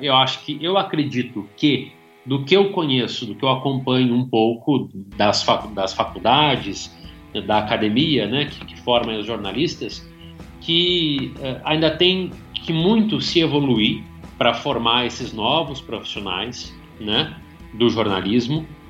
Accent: Rio Grande do Sul, Brazil; moved away as an adult; also born or lived in Caxias do Sul; cidade do interior do Rio Grande do Sul, né, uma cidade de 30 mil habitantes

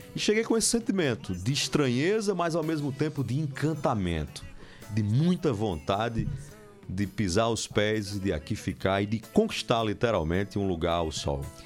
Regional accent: Marizópolis, Paraíba, Brazil; moved away as an adult; also born or lived in Sousa, Paraíba; now in João Pessoa, Brazil; Marisópolis, nessa época, era distrito de Souza, era um distrito, portanto, todos nós nascemos em Souza. E aí fui criado e cresci a infância e adolescência em Marisópolis.

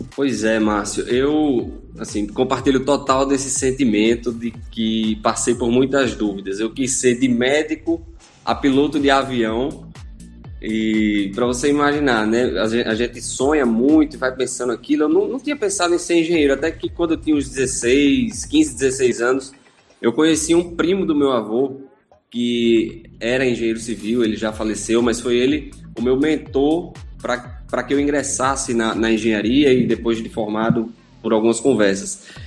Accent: Natal, Rio Grande do Norte, Brazil; sou nascido e criado aqui em Natal

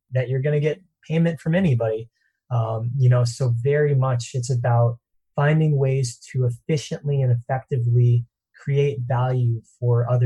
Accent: East Coast, United States; now in Santa Monica, United States; originally grew up on the East Coast

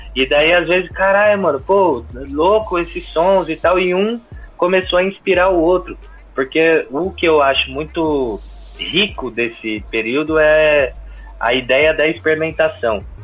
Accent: São Bernardo do Campo, São Paulo, Brazil; eu sou de São Bernardo do Campo

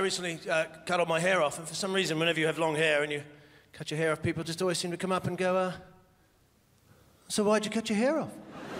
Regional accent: Australia; moved away; I'm originally from Australia. And I know, I don't look as though I'm from Australia. I look like some kind of Hungarian Jew.

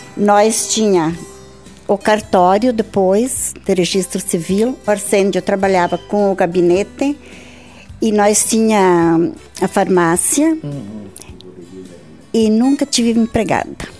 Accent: Joaçaba, Santa Catarina, Brazil; moved away as an adult; now in Barra Grande, Brazil; em Santa Helena, município de Joaçaba

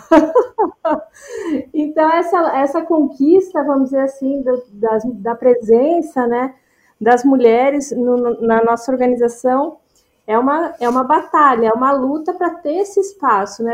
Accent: Rio Grande do Sul, Brazil; moved away as an adult; also born or lived in Brasília / São Paulo / Rio de Janeiro; eu sou natural do Rio Grande do Sul

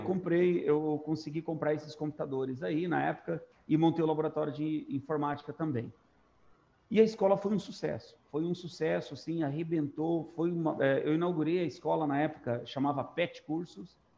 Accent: Três Lagoas, Mato Grosso do Sul, Brazil; also born or lived in Dracena, São Paulo; Eu me, me mudei para lá, eu tinha cinco anos de idade. Então, eu me considero sou matogrossense. Eu, eu entrei na escola em Três Lagoas

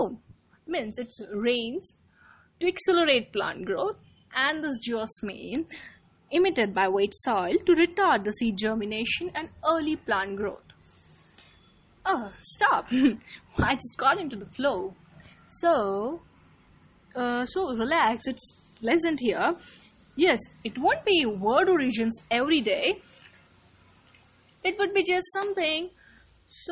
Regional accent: India; I'm an Indian now. It's monsoon going on here

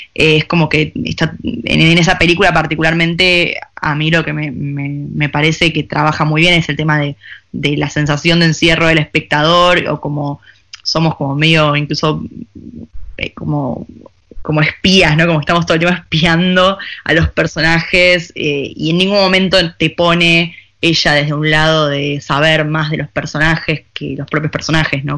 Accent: Argentina; moved away as an adult; also born or lived in Buenos Aires; now in Paris, France; yo era argentina

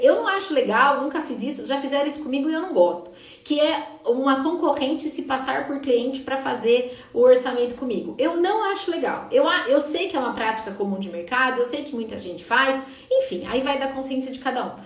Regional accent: Sorocaba, São Paulo, Brazil; eu sou de Sorocaba

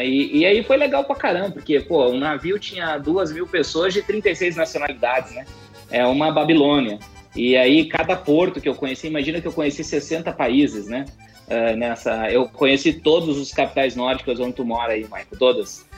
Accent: Brazil; nós, como país subdesenvolvido

